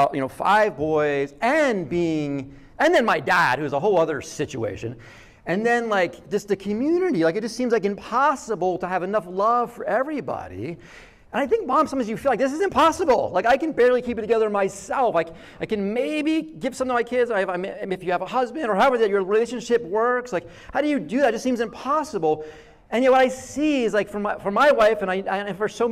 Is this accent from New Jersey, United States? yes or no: yes; Jersey Shore, New Jersey, United States; I grew up on the Jersey Shore